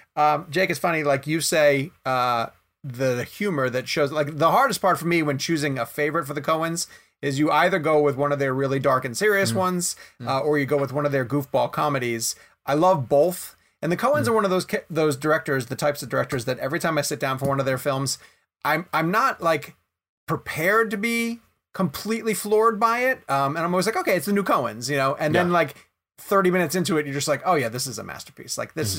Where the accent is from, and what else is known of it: the South, United States